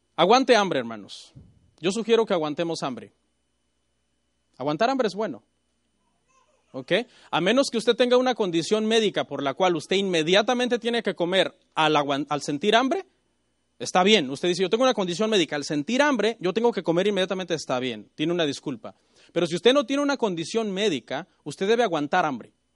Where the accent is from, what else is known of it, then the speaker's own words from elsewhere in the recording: Mexico; Yo soy mexicano